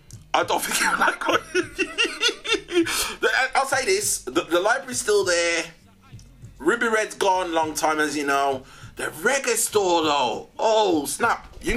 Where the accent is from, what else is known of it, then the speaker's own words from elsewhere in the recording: Wolverhampton, West Midlands, United Kingdom; I'm from Wolverhampton as well, you see. I'm from Wolverhampton.